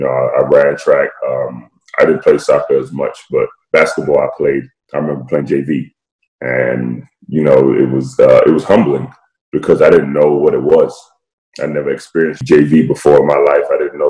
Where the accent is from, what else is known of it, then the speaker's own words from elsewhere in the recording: London, United Kingdom; So for me, you know, I don't sound like it, but I was born and raised in London, England.